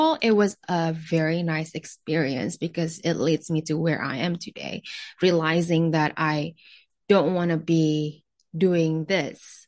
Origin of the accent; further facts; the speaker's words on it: Jakarta, Indonesia; moved away; also born or lived in New York; I was born and raised in Jakarta, Indonesia